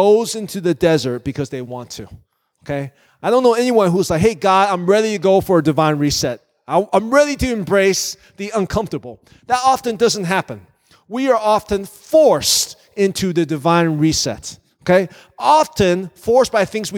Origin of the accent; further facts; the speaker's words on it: Virginia, United States; moved away as an adult; now in Northwest Indiana, United States; I came out to Northwest Indiana from Virginia. I grew up in Virginia